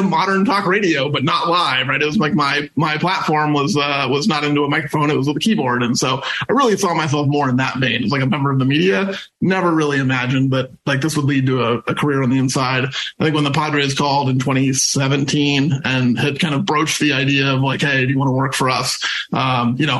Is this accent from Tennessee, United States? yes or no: no; SeaTac, Washington, United States; growing up in SeaTac